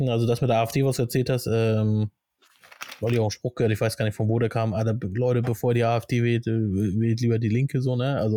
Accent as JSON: {"language": "German", "country": "Germany", "tie": "born there", "said": "Also ich fühle mich, wie gesagt, ich fühle mich komplett deutsch. Ne? Äh, bin ja auch hier geboren in Deutschland und alles"}